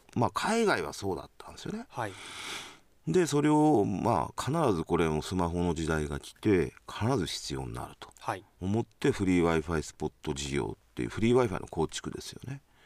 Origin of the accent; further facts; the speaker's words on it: Japan; moved away as an adult; also born or lived in Aichi Prefecture, Japan / Gifu Prefecture, Japan / Tokyo, Japan; now in Sapporo, Japan; もともと愛知県で生まれて、えー、岐阜県の高校を出てですね18歳にまあこっちの大学に来た